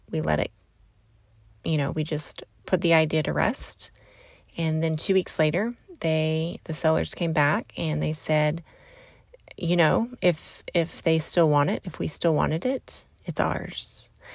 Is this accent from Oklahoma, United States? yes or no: yes; Southeast Oklahoma, United States; I'm from Southeast Oklahoma. That's where I grew up.